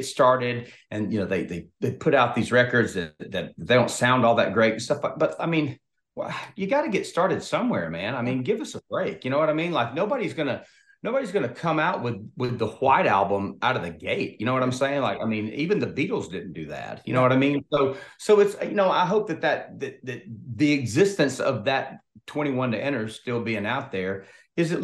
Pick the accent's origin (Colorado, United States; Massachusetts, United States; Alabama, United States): Alabama, United States; Opelika; moved away as an adult; also born or lived in Texas / Nashville; I'm from Opelika, Alabama, which I'm about 30 minutes from the Georgia state line.